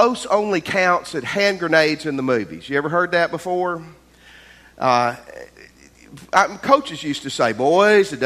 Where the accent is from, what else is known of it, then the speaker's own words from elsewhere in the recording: Tennessee, United States; moved away; I grew up in Tennessee